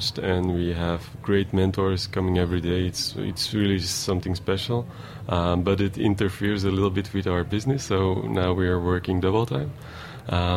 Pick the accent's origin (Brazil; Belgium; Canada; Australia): Belgium; Antwerp, Flanders; moved away as an adult; now in New York, United States; We are from Antwerp. It's not really a big town